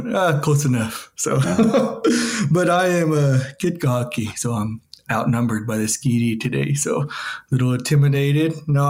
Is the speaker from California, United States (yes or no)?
no; Pawnee, Oklahoma, United States; I've grown up Pawnee my whole life.